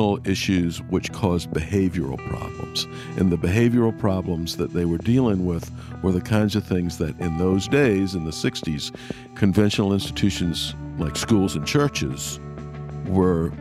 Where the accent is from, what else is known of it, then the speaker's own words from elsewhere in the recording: Savannah, Georgia, United States; moved away as an adult; also born or lived in Richmond / Tallahassee, Florida; now in Washington, United States; my hometown of Savannah, Georgia